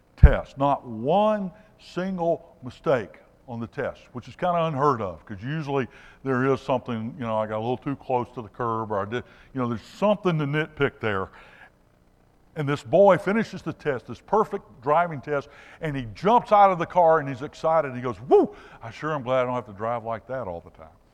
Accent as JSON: {"language": "English", "region": "Alabama", "country": "United States", "said": "I'm from Alabama"}